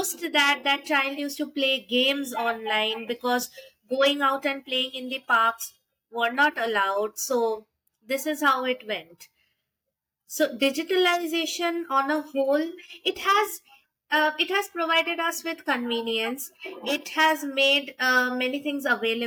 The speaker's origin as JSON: {"language": "English", "country": "India", "lives_now": "Delhi, India", "said": "from India. Currently, I'm residing in Delhi. I have just shifted here"}